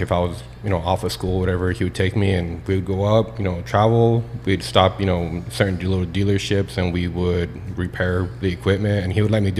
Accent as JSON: {"language": "English", "town": "Albuquerque", "region": "New Mexico", "country": "United States", "tie": "born there", "lives_now": "El Paso, United States", "said": "I was born in Albuquerque."}